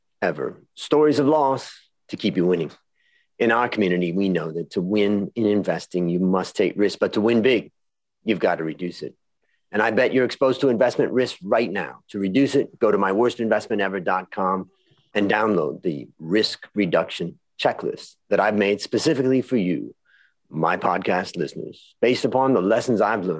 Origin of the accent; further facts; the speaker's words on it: outside of Cleveland, Ohio, United States; Ohio, where I grew up outside of Cleveland